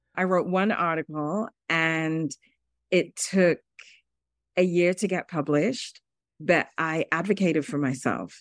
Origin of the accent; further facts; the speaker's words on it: United Kingdom; moved away as an adult; also born or lived in Zambia; now in New York City, United States; I grew up in the United Kingdom. I was born in Zambia, which is a country in Southern Africa, and went to the U K as a three-year-old.